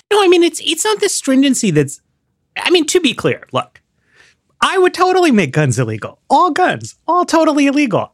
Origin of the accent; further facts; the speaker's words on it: New York City, New York, United States; moved away as an adult; now in Washington, D.C., United States; I grew up in Manhattan